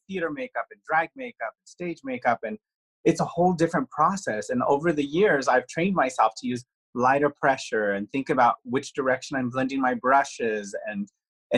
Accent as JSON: {"language": "English", "town": "Santa Fe", "region": "New Mexico", "country": "United States", "said": "I'm from a very small town. I'm from Santa Fe, New Mexico"}